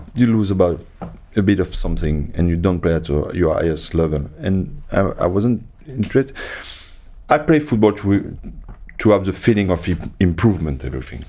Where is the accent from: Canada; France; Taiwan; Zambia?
France; moved away as an adult; also born or lived in England; I came from France.